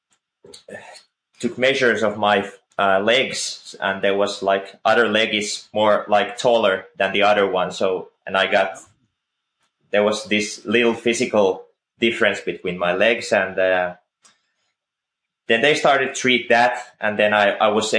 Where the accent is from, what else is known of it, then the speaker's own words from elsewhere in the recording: Finland; I'm from Finland